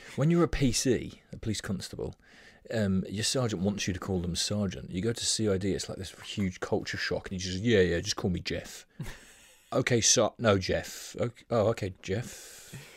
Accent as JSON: {"language": "English", "town": "Brighton", "region": "South East England", "country": "United Kingdom", "tie": "born or raised there", "said": "born and raised in White Hawk"}